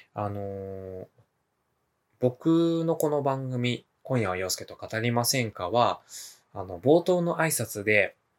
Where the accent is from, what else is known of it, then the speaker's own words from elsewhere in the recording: Hyogo, Japan; 生まれも育ちも、現在もですね、まあ兵庫県で、えー、生まれ育って、現在も住んでおります。